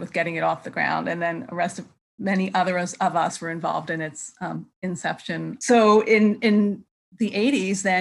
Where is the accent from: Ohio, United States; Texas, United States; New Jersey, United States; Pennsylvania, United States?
Pennsylvania, United States; Philadelphia; moved away as an adult; now in San Francisco Bay Area, United States; I'm from Philadelphia, but I've been in the Bay Area for more than 30 years now